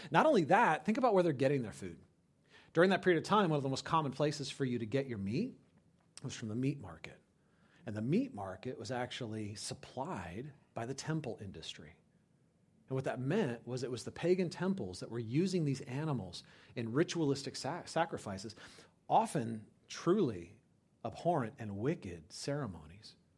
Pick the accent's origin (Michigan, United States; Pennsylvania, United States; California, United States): California, United States; moved away as an adult; I grew up in California